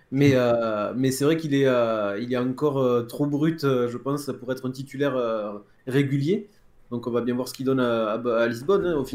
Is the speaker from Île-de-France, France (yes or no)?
no; Toulouse, Occitania, France; ça me fait plaisir hein, en tant que Toulousain de les voir patauger un petit peu.